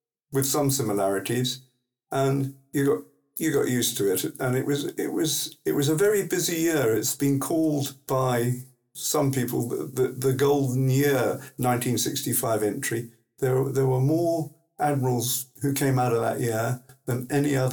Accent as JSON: {"language": "English", "town": "Plymouth", "region": "South West England", "country": "United Kingdom", "tie": "born or raised there", "moved": "as an adult", "said": "I was born in Plymouth, in fact, although my family originally, most of it comes from what we call Ditson, what the rest of the people call Diddisham, on the River Dart, just above Dartmouth. And I grew up going to school mostly in Plymouth"}